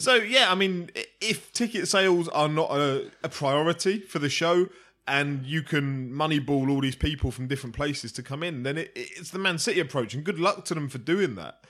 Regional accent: United Kingdom; as a Brit

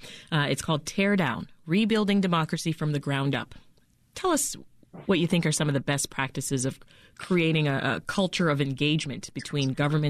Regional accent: Toronto, Ontario, Canada; now in Chicago, United States; my hometown of Toronto, Ontario.

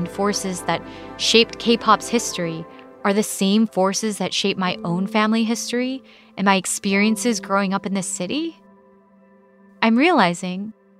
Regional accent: Los Angeles, California, United States; I was someone who grew up in Koreatown, among other Koreans and Korean Americans. And I was someone who spent years of my life pushing away the Korean side of my identity, afraid that it somehow made me less than.

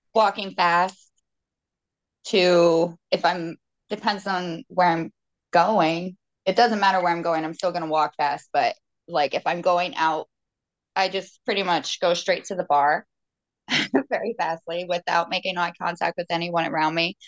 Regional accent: Virginia, United States; moved away as an adult; now in Massachusetts, United States; I'm originally from Virginia and moved to Massachusetts, like, when I was eighteen

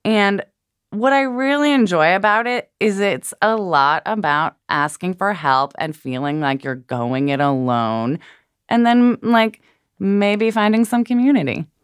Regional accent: Portland, Oregon, United States; moved away; Portland, Oregon. Holla at my hometown.

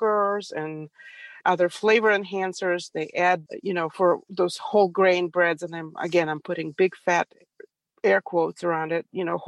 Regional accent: Ukraine; now in Prattville, United States; I was born and raised in Ukraine, in Soviet Union, actually

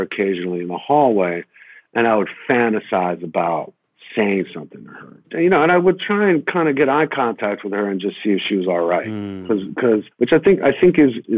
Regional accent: New York City, New York, United States

